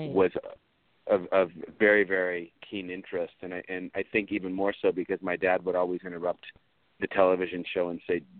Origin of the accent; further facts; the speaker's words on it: Orange County, California, United States; I grew up mostly in Orange County